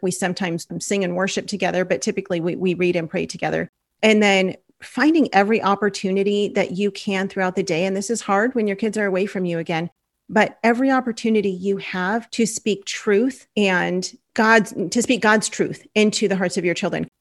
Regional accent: Los Angeles, California, United States; moved away as an adult; now in Oklahoma, United States; we're from Los Angeles

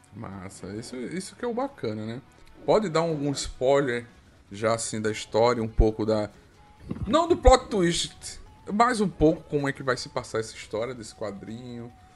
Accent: Alagoas, Brazil; also born or lived in Paraíba; Eu sou nordestino, sou de Alagoas, nasci na Paraíba, mas moro em Alagoas

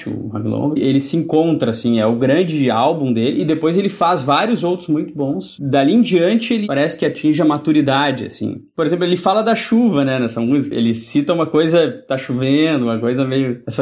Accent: Porto Alegre, Rio Grande do Sul, Brazil; Nasci em Porto Alegre.

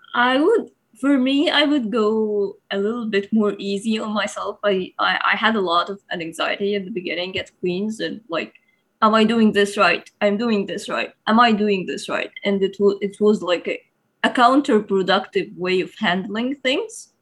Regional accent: Egypt; moved away as an adult; also born or lived in Germany; now in Kingston, Canada; I'm from Egypt

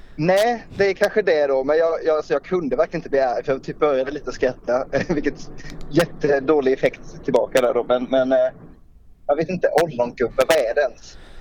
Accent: Småland, Sweden; jag kommer från en jätteliten ort mitt i Småland egentligen

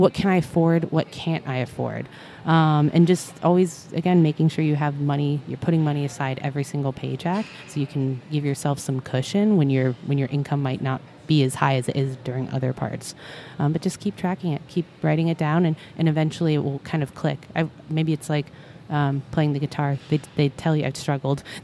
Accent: Ohio, United States; moved away; I'm from Ohio

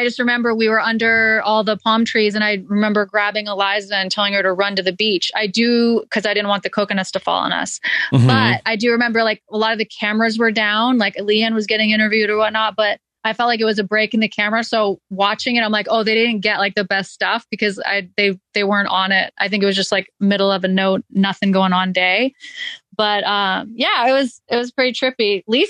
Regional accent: Maine, United States; moved away as an adult; also born or lived in North Carolina; I grew up in Maine and then went to university in North Carolina.

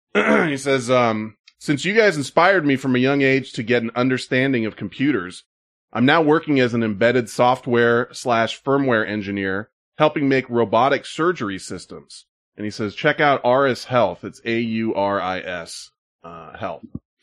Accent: Santa Cruz, California, United States; I'm from the Santa Cruz area and still work in the South Bay

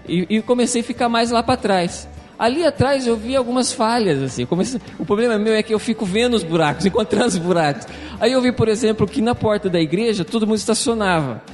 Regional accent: Jaú, São Paulo, Brazil; sou de Jaú

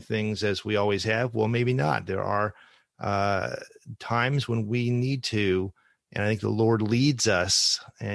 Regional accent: Ohio, United States; one church that I have some experience with growing up in Ohio

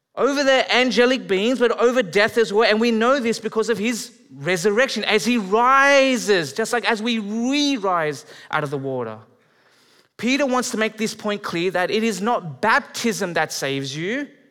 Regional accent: Australia; moved away as an adult; now in Canada; I'm Australian, but I'm, I'm moving here. I'm marrying a Canadian

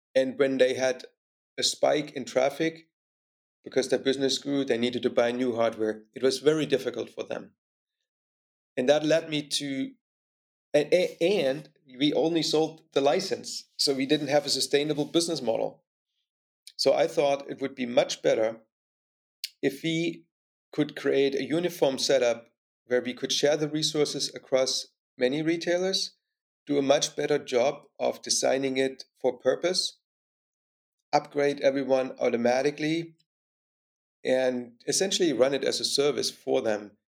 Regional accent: East Germany, Germany; more specifically in East Germany. So I grew up in communism.

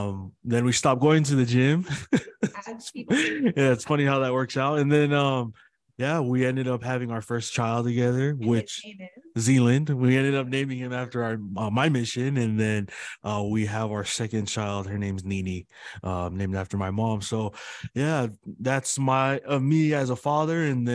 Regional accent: Salt Lake City, Utah, United States; first generation of born and raised in Salt Lake City, Glendale. It's just between Rose Park and West Valley. So just in the heart of Salt Lake City. I'm the middle child out of five kids.

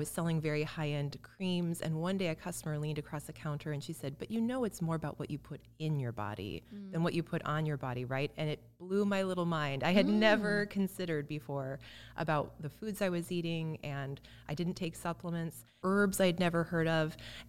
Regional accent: Illinois, United States; I grew up in Central Illinois, and I don't think we had a health food store.

